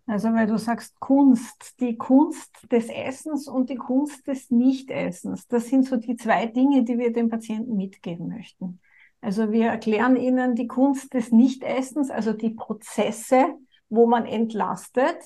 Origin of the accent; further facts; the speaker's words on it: Austria; bei uns in Österreich